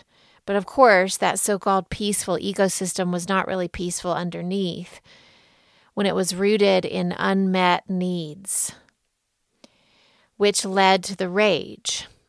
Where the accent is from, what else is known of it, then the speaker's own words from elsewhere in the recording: Deep South, United States; Growing up in the Deep South as I did, mostly I was taught to lead with honey, to be sweet, be good, don't make a stir, smooth it over